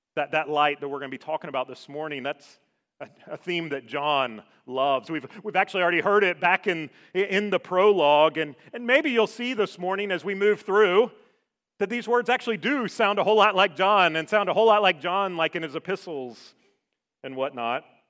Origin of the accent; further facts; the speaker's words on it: Savannah, Georgia, United States; moved away; I grew up in Savannah.